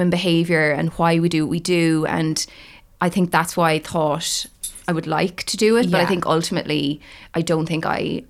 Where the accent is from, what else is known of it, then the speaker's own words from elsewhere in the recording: Galway, Connacht, Ireland; moved away as an adult; also born or lived in Middle East / Singapore / England; now in Dublin, Ireland; I'm from Galway originally, but I've been living in Dublin for the last 2 years.